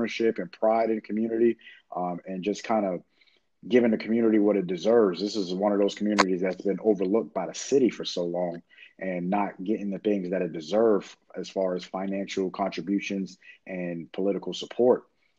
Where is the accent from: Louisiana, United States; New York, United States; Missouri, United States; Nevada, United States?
New York, United States; Queens; especially, you know, like you said, with us being from Queens, my neighborhood is identical to the way we grew up in Queens.